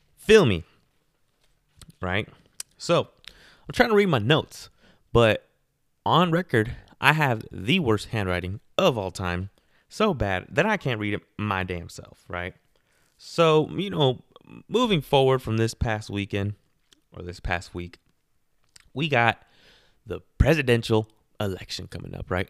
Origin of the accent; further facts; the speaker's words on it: Garden Grove, California, United States; I'm from Garden Grove, and that's how we party